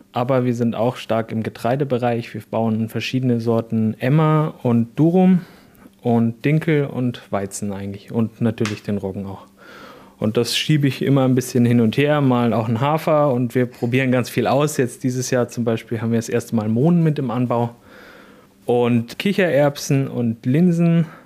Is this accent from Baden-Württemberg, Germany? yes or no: no; Mintraching, Bavaria, Germany; Servus zusammen … ich komme aus dem Süden von Regensburg, aus Mintraching